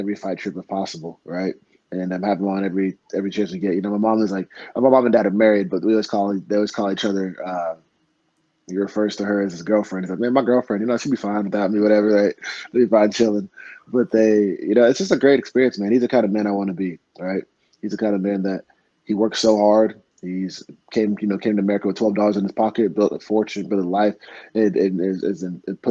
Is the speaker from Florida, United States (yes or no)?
yes; Fort Lauderdale, Florida, United States; I'm the first person in my family born outside of Congo. So I was born in the United States, born in Fort Lauderdale, Florida